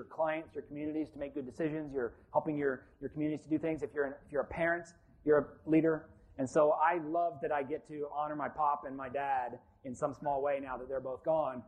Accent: Columbus, Ohio, United States; moved away as an adult; also born or lived in Billings, Montana / Gainesville, Florida / Brooksville, Florida; I'm from Billings, Montana, but I grew up in Columbus, Ohio

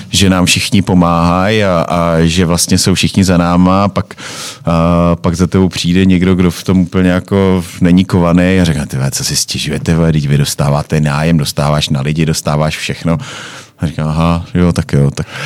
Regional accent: Czechia; žijeme tady v té naší republice banánový

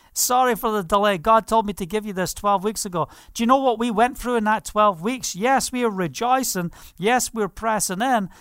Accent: Scotland, United Kingdom; I'm Scottish

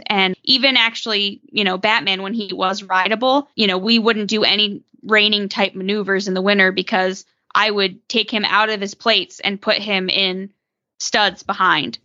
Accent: Northeast, United States; growing up in the Northeast, where, like Jess said, where the ground is more clay-like

